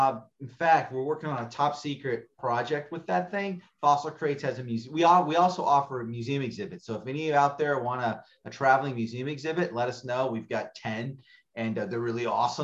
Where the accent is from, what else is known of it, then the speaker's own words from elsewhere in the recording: Arizona, United States; I'm born and raised in Arizona